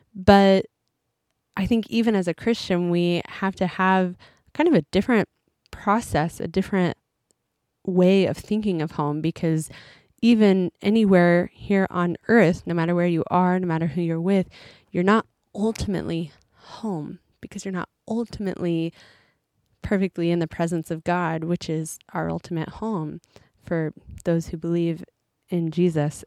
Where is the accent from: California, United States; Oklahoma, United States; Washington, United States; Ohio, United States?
Oklahoma, United States; moved away as an adult; now in Japan; we're from Oklahoma.